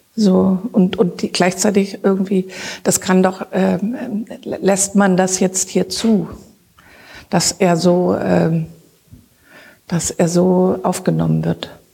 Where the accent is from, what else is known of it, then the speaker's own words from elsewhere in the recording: Zwickau, Saxony, Germany; moved away; also born or lived in Berlin; da, wo ich herkomme, in Zwickau, wurden die Kohlen auf den Hof gekippt und ich musste die mit meiner Schwester in den Eimer rein